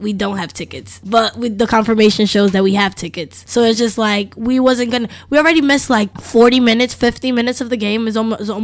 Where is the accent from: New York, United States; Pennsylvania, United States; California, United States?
New York, United States; now in Los Angeles, United States; I'm from New York